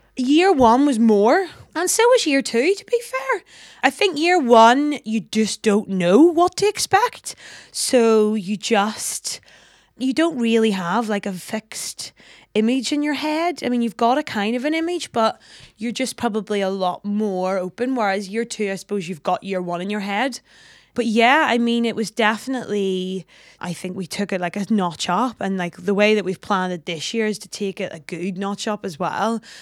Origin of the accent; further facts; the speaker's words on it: Belfast, Northern Ireland, United Kingdom; I'm from Belfast.